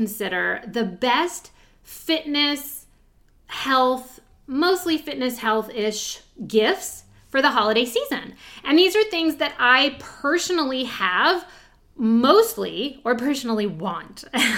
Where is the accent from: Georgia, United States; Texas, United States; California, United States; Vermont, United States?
California, United States; moved away as an adult; also born or lived in Chicago / Iowa / Austin; now in East Coast, United States; I grew up in California, and then I lived in Chicago for a short time, and I even lived in Iowa for a very short time, and then back to California, and then to Austin